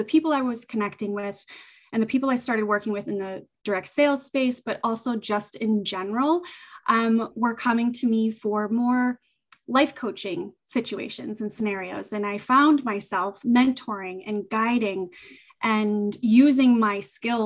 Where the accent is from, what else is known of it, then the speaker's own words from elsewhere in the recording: southeastern Massachusetts, United States; I'm in Massachusetts, southeastern Massachusetts. I was born and raised here, and I have not left.